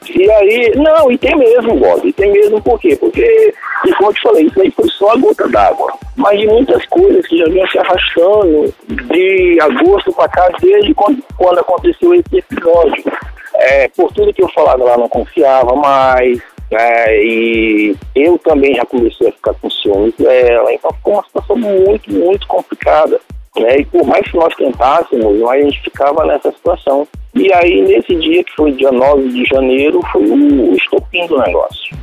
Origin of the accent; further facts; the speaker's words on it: São Luís, Maranhão, Brazil; also born or lived in Belém, Pará; Sou de São Luís, morei algum tempo em Belém do Pará